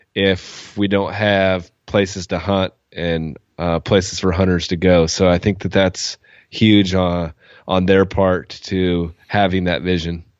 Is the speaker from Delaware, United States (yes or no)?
no; Oregon, United States; we're from Oregon.